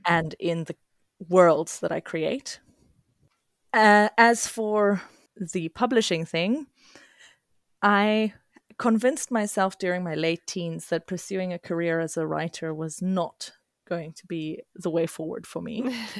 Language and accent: English; South Africa; now in Sweden; as a child growing up in multicultural South Africa